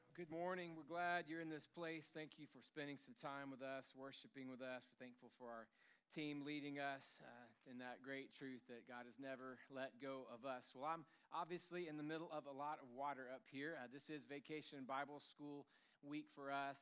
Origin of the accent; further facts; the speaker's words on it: Tennessee, United States; I grew up in Tennessee